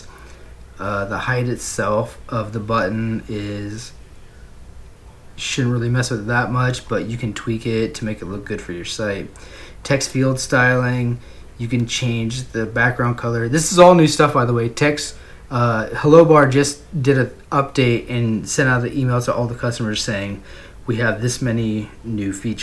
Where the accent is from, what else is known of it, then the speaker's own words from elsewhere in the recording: United States; I'm from America